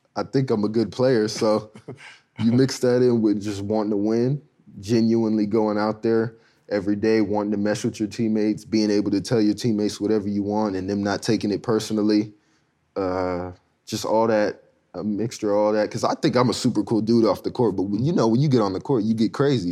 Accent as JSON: {"language": "English", "region": "Southern California", "country": "United States", "tie": "born or raised there", "said": "me growing up in SoCal"}